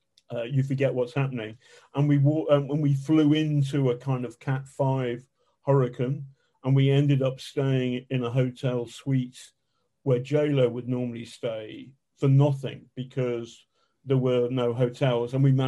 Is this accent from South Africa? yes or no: no; London, United Kingdom; I'm a Londoner, that's kind of new civility.